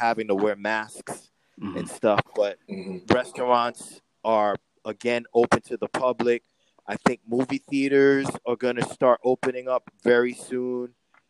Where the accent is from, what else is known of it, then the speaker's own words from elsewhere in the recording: New York City, New York, United States; I'm from Queens.